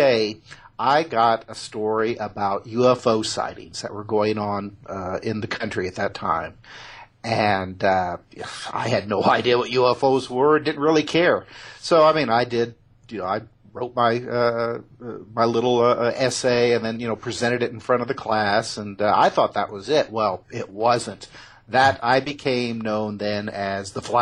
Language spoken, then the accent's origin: English; Indiana, United States; I was born and raised in Indiana